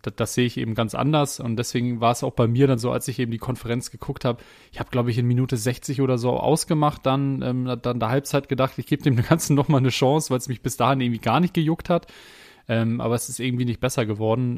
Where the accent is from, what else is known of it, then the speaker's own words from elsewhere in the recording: Hamburg, Germany; als ein Hamburger Jung, äh, irgendwie in Barmbek groß geworden, bei Barmbek Uhlenhaus gespielt